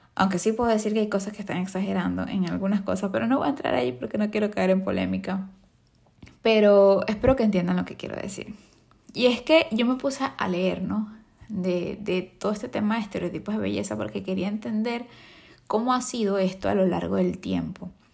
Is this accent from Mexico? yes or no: no; Venezuela; yo vengo de Venezuela